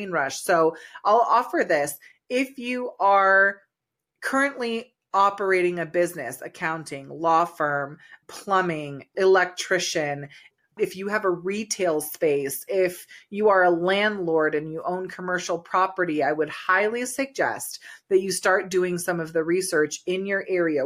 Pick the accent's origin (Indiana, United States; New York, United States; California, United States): California, United States; now in Colorado, United States; I'm originally from California